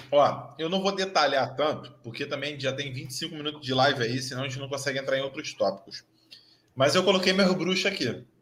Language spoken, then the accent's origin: Portuguese; Rio de Janeiro, Brazil; eu sou do Rio de Janeiro, eu sou carioca nascido e criado aqui